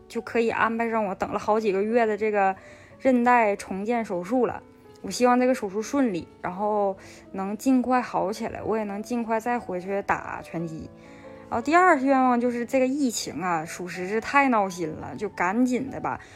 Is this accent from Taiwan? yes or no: no; Northeast China, China; now in Beijing, China; 我现在是在北京工作，是一个东北人，做的就是轻工领域的标准化工作